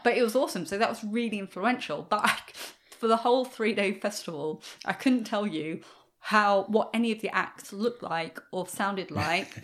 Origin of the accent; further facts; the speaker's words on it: England, United Kingdom; I'm English